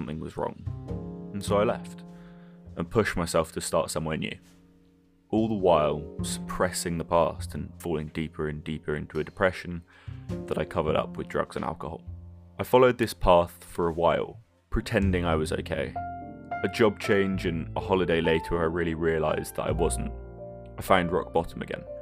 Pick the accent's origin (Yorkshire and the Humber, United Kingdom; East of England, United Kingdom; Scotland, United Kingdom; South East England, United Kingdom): Scotland, United Kingdom; moved away; also born or lived in southern England; I was born in Scotland and grew up there until as a family we moved down south.